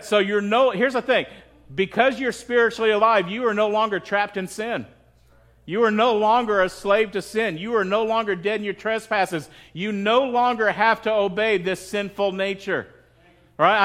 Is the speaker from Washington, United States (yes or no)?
no; Midland, Texas, United States; I grew up in Texas